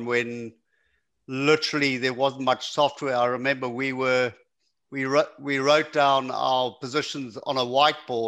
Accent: Zimbabwe; Zimbabwean, which is close enough. Yeah, so okay. Southern Africa. Yeah, I was born and raised in Zimbabwe.

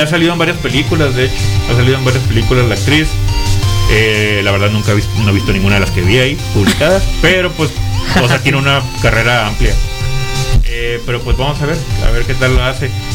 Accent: Mexico; uno como, como mexicano

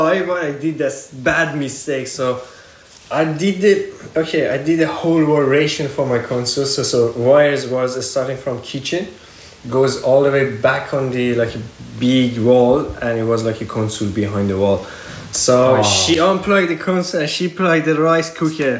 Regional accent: Iran; I'm original from Iran, like, I'm Persian culture

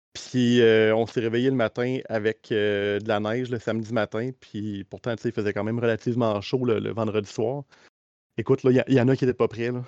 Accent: Quebec, Canada; accent: Québécois; je pense par l'accent, on se trahit. on est québécois vraiment pur laine, les deux.

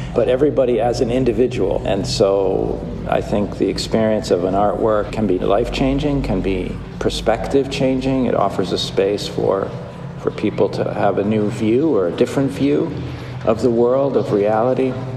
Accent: United States; being a white male also being an American

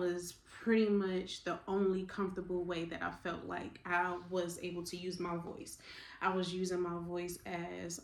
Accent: Newark, New Jersey, United States; now in Savannah, United States; I am originally from Newark, New Jersey, by way of Savannah, Georgia, because that's where I live now

